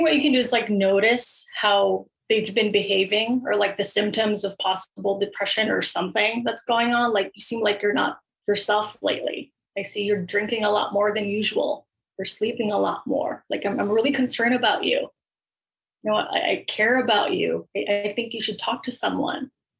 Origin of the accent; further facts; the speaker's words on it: Philippines; Like, if you're Filipino, I'm Filipino, like we already have that foundation and that connection